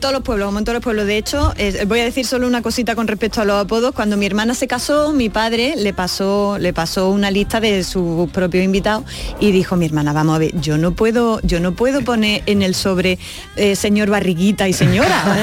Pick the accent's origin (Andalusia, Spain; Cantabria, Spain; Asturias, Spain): Andalusia, Spain